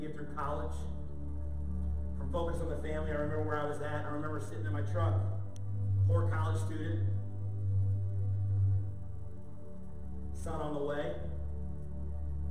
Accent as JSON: {"language": "English", "town": "St. Louis", "region": "Missouri", "country": "United States", "moved": "yes", "said": "We're from St. Louis. So we don't have family here."}